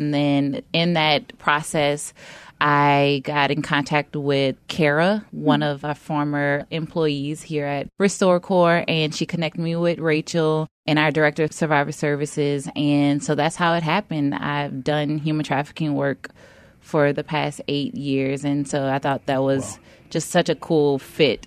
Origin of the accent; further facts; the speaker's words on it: New Orleans, Louisiana, United States; moved away as an adult; also born or lived in Baton Rouge, Louisiana / Maryland; now in Memphis, United States; I'm from New Orleans, lived in Baton Rouge after Katrina.